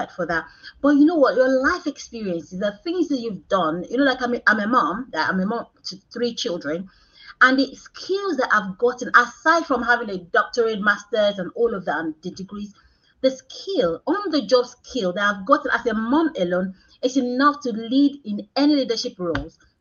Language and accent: English; Nigeria; moved away as an adult; now in United Kingdom; I'm Nigerian. I came to the United Kingdom about 13 years ago. So I didn't grow up in this country.